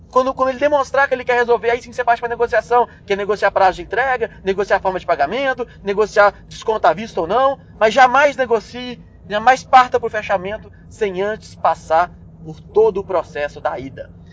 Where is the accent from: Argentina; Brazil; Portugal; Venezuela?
Brazil; Belo Horizonte, Minas Gerais; Eu sou de Belo Horizonte